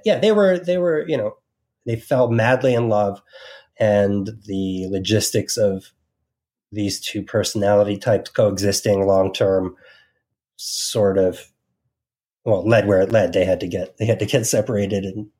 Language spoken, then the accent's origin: English; New Jersey, United States; remember I spent the majority of my life from 88, you know, through college in New Jersey. So really I'm from New Jersey.